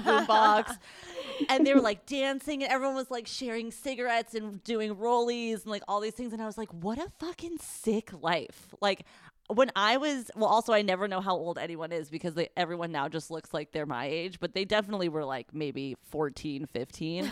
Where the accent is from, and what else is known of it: United States